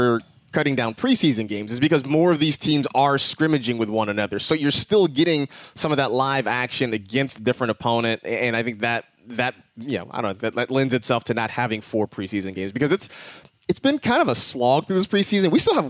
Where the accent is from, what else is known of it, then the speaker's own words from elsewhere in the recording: California, United States; I grew up in the Bay Area. Montana was in my wheelhouse as a kid.